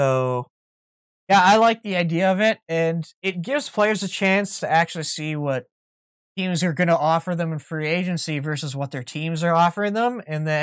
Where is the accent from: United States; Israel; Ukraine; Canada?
Canada; as a Canadian and a CFL fan.